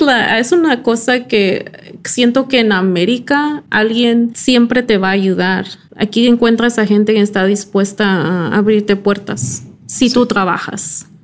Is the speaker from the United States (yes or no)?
yes; Silicon Valley, California, United States; first language English; Spanish is a second language; also born or lived in Mexico / New York; yo crecí aquí en, Silicon Valley antes de que pasara todo esto de Google, Facebook y Airbnb